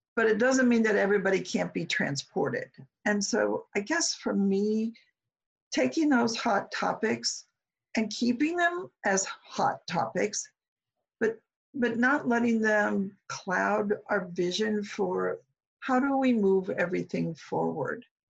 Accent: Omaha, Nebraska, United States; moved away; Omaha's home for me

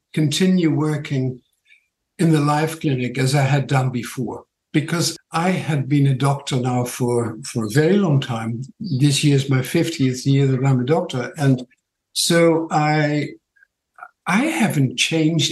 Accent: Netherlands; accent: Dutch; also born or lived in New Zealand; now in Tauranga, New Zealand; My funny accent is from Holland, and I've been here in New Zealand about 50 years now, or 48 years

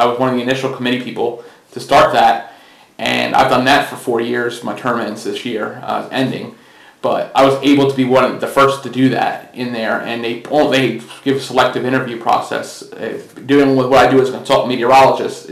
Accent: Mount Holly, New Jersey, United States; moved away as an adult; now in Virginia, United States; I was born in Mount Holly, New Jersey, so I actually came from New Jersey

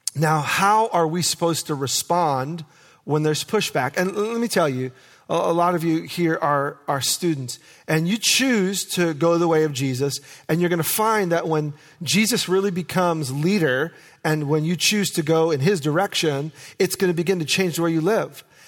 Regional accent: New York, United States; now in Oregon, United States; I am a city boy. I was born and raised in New York, and I grew up with asphalt, concrete

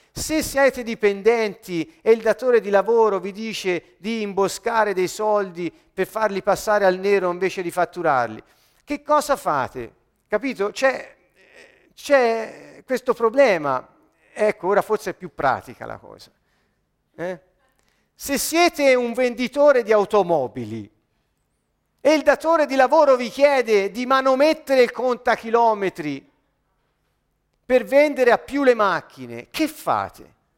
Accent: Italy; ho la cittadinanza italiana perché sono nato in Italia, sono italiano

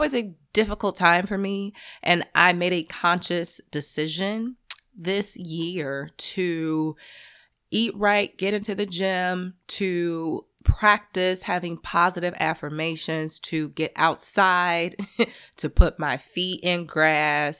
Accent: Chicago, Illinois, United States; I'm a Midwesterner, because I'm from Chicago

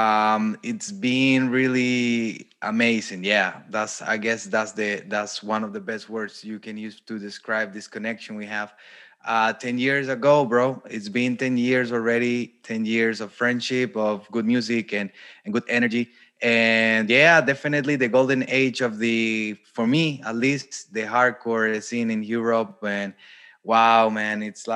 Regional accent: Costa Rica; moved away as an adult; also born or lived in Germany / Brazil; now in Poland; I'm from Costa Rica

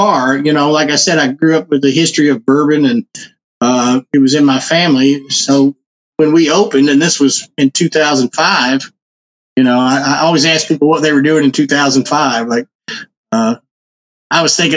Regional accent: Louisville, Kentucky, United States; I grew up down the street from National Distillery here in Louisville, which was kind of more in the city. I grew up in the Clifton neighborhood.

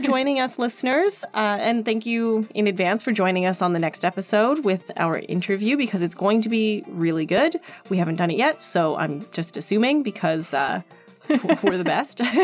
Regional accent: Edmonton, Alberta, Canada; moved away; I grew up there

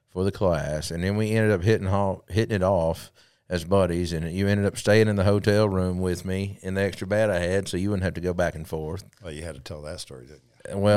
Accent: Clarkston, Michigan, United States; Uh, from Michigan, Clarkston, Michigan.

